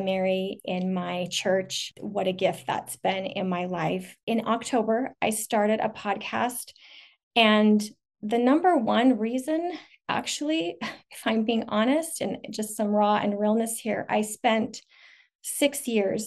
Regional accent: a northern suburb of Salt Lake City, Utah, United States; also born or lived in Portland; I live in a northern suburb of Salt Lake City, Utah. Basically raised here, not born here

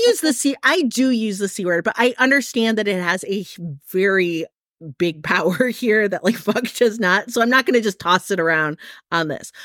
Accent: Midwest, Michigan, United States; now in California, United States; I grew up in the Midwest, so I know what like real stormy weather is like, like Michigan gets, gets weather

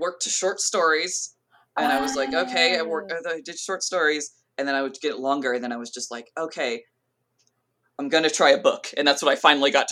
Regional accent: Southern California, United States; I grew up in Southern California

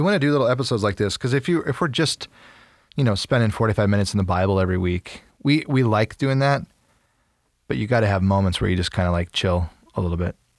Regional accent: Freeport, Illinois, United States; also born or lived in St. Louis; I was born in Freeport, Illinois, as a baby

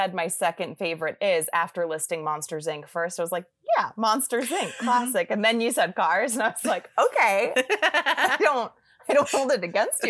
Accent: New York, Pennsylvania, East Coast, United States; moved away as an adult; also born or lived in Boston; now in Chicago, United States; I am from the East Coast, originally, kind of New York, Pennsylvania-ish, went to school in Boston, and have been here in Chicago for almost 8 years.

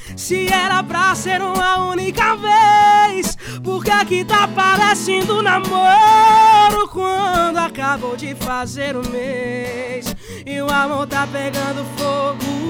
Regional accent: Camutanga, Pernambuco, Brazil; moved away as an adult; now in João Pessoa, Brazil; Eu sou de Camutanga, Pernambuco. É lá no interiorzinho, quase na divisa com a Paraíba

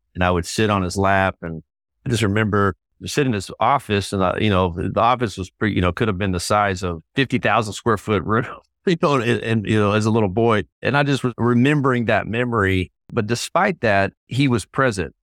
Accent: Texas, United States; moved away as an adult; also born or lived in Waco, Texas; now in Indianapolis, United States; I'm a native Texan, fifth generation Texan

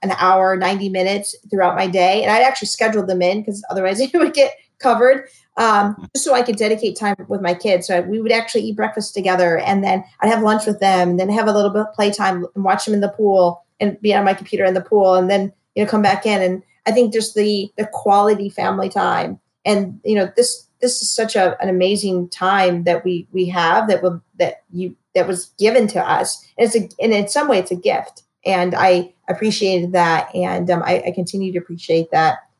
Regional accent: Michigan, United States; moved away as an adult; also born or lived in Cleveland, Ohio; now in Houston, United States; I'm from Michigan, but lived in Cleveland before moving here

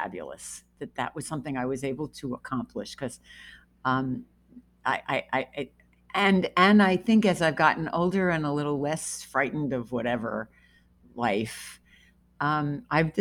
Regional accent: New Jersey, United States; I grew up in New Jersey and we were an hour away from the city

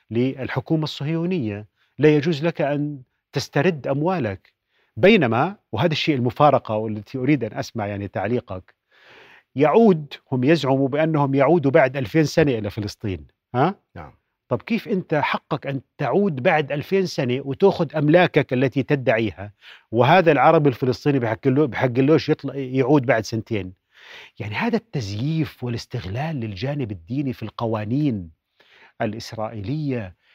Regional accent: Palestine; هل نحن نفسه. كعرب وكفلسطينيين

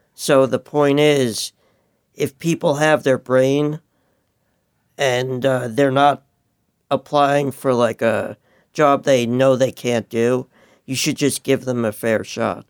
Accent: New York, United States; moved away; I'm originally from New York

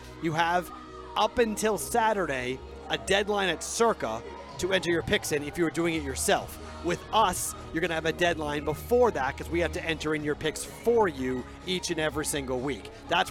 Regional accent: New England, United States; I'm from New England, though, so it's.

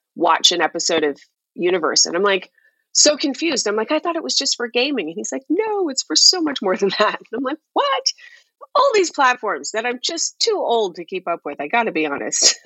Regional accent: Toronto, Ontario, Canada; moved away as an adult; I grew up and lived in Toronto

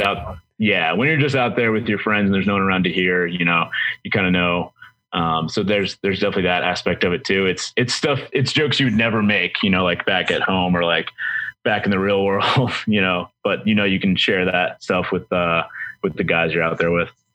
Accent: Boston, Massachusetts, United States; moved away; I'm from Boston originally

